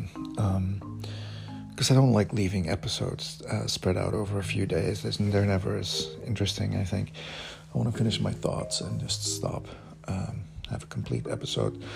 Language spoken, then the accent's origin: English; Belgium; English is a second language; moved away as an adult